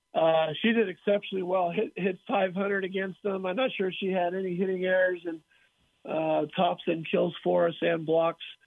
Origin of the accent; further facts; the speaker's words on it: California, United States; I grew up in California